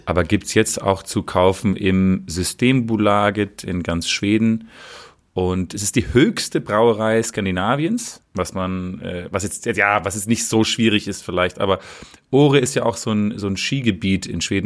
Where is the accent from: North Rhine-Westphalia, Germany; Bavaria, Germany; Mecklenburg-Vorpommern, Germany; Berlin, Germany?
Berlin, Germany; als Berliner